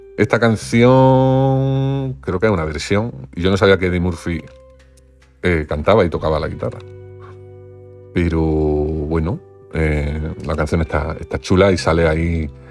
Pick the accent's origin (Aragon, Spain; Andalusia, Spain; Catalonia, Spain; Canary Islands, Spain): Andalusia, Spain; Granada; yo soy de Granada